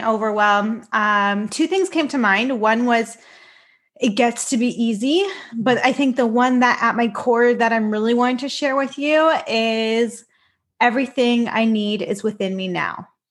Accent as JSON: {"language": "English", "town": "Richmond Hill", "region": "Ontario", "country": "Canada", "tie": "born or raised there", "said": "I am formally born and raised in Richmond Hill, Ontario, and that's where I'm living right now as well"}